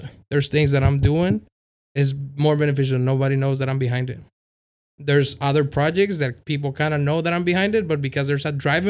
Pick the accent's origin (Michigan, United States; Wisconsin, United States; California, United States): California, United States; City Heights; I told him we both come from City Heights. You know, we grew up in City Heights.